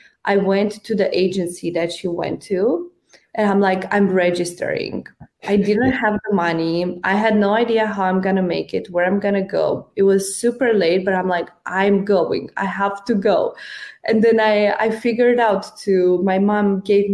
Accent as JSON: {"language": "English", "country": "Romania", "tie": "born or raised there", "also_born_or_lived": "United States", "moved": "as an adult", "said": "So I was in Romania. I grew up in Romania. I spent my whole life there until I was 24."}